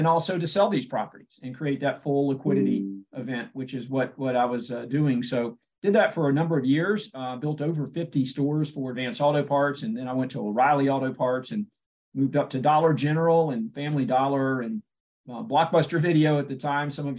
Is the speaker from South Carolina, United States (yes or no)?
yes; Spartanburg, South Carolina, United States; my hometown of Spartanburg, South Carolina